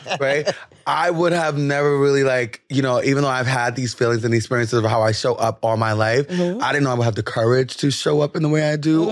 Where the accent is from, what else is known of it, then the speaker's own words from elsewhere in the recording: New York City, New York, United States; I'm from the Bronx